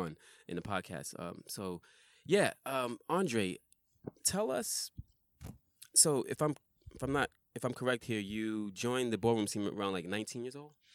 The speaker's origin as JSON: {"language": "English", "region": "New York", "country": "United States", "said": "I'm from New York"}